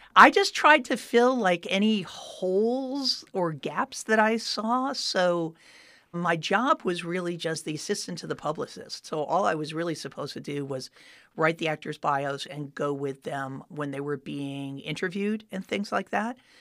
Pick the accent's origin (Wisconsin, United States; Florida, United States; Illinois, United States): Florida, United States; Miami Beach; moved away as an adult; I grew up in Miami Beach, Florida